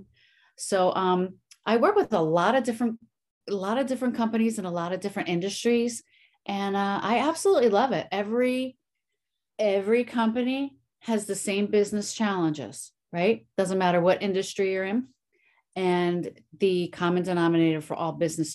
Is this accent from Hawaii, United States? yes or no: no; Philadelphia, Pennsylvania, United States; I grew up in Southwest Philly.